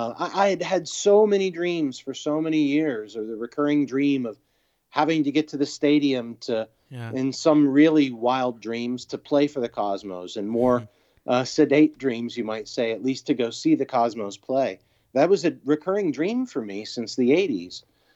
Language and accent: English; New York, United States; also born or lived in Memphis, Tennessee; I grew up in New York and Memphis, Tennessee